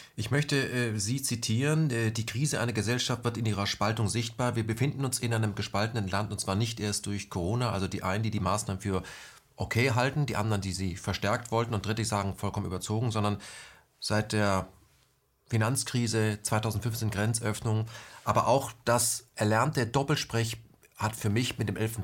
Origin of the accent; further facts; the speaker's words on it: West Germany, Germany; bei uns im Westen